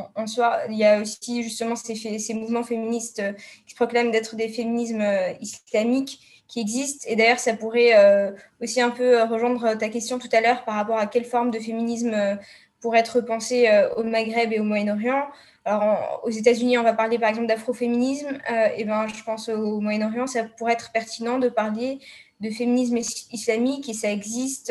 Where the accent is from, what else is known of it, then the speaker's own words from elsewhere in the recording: Tunisia; je suis tunisienne